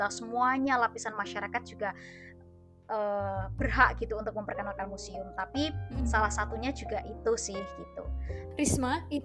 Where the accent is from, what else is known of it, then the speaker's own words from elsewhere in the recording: Temanggung, Central Java, Indonesia; Oh, kalau aku sendiri dari Temanggung.